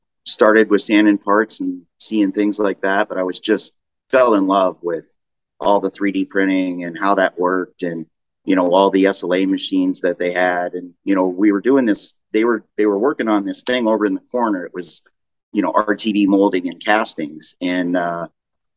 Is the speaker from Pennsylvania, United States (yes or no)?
no; Arizona, United States; also born or lived in Peoria, Arizona; I grew up in Arizona